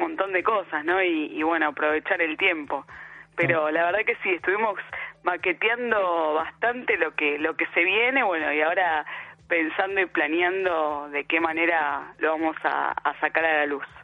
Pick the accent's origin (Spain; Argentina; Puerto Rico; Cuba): Argentina; Buenos Aires; yo soy de Lugano, pero me iba de, chica ahí a la feria